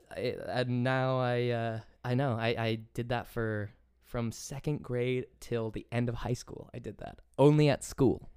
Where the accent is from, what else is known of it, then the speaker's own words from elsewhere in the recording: England, United Kingdom; accent: English; moved away; allowed me to hold on to my English accent because I've met people that spent even longer in England than I did